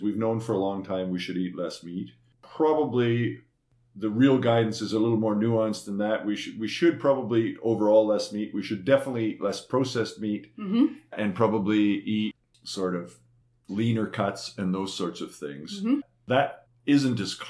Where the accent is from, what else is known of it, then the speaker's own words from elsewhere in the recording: Eastern Manitoba, Canada; When I grew up in Eastern Manitoba longer ago than I care to remember